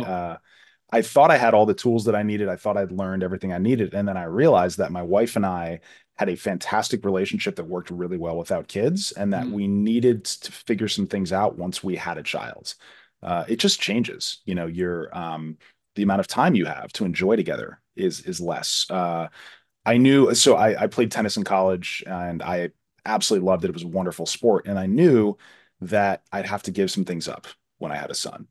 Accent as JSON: {"language": "English", "region": "Florida", "country": "United States", "tie": "born or raised there", "said": "I grew up in Florida"}